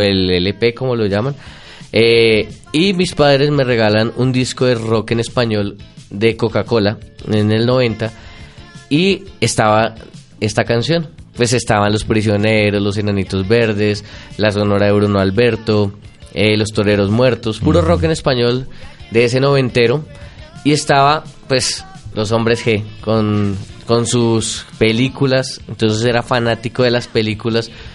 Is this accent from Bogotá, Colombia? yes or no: yes; Bogotá, Colombia; yo nací en Bogotá, Mm. el 3 de abril de 1983. Hoy mi familia toda es rola